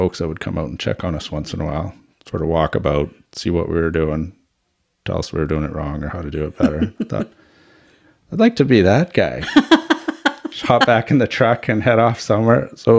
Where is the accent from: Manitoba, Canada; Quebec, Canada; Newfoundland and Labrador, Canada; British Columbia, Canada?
Manitoba, Canada; Winnipeg; now in Powell River, Canada; I'm a St. Boniface, Manitoba boy.